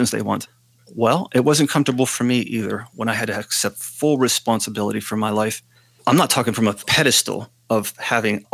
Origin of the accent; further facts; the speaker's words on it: Western Pennsylvania, United States; a guy growing up in Western Pennsylvania